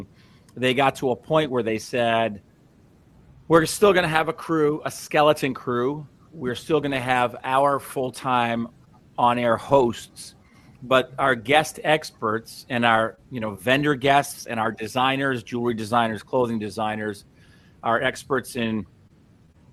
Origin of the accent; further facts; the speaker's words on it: Long Beach, New York, United States; moved away; I was a kid from Long Beach, Long Island. I grew up the son of two school teachers